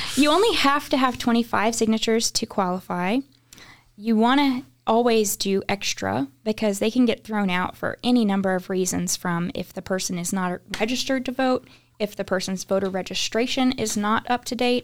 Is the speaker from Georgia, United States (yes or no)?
no; Houston, Texas, United States; moved away as an adult; now in Red Bank, United States; we grew up in the Houston area